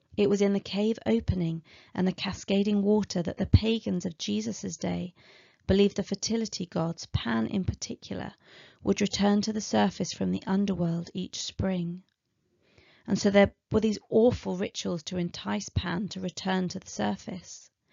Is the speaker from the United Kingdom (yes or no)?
yes; Aylesbury, South East England, United Kingdom; moved away; my hometown of Aylesbury